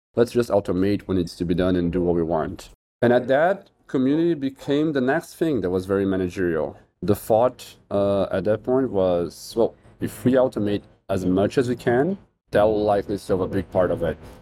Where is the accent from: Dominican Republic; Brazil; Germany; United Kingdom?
Brazil; I'm from Brazil.